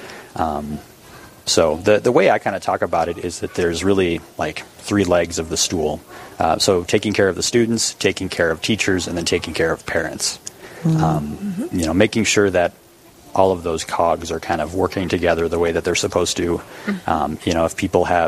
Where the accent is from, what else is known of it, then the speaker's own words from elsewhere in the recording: Bismarck, North Dakota, United States; now in Dickinson, United States; I'm from Bismarck originally, went to St. Mary's High School.